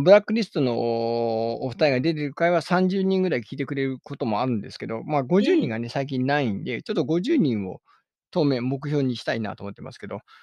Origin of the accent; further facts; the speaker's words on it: Ishikawa, Japan; moved away; 僕、石川県民だった